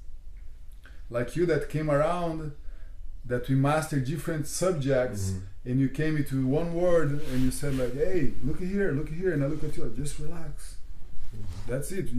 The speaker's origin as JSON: {"language": "English", "country": "Brazil", "also_born_or_lived": "London", "moved": "yes", "said": "I'm from Brazil"}